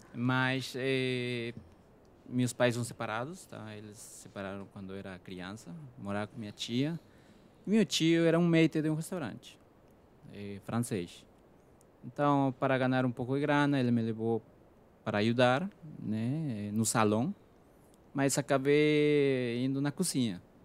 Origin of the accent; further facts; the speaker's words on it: Peru; Portuguese is a second language; moved away as an adult; now in Brazil; eu sou do Peru